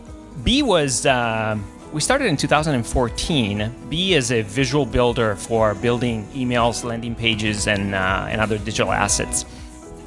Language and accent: English; Italy; now in United States; I'm originally from Italy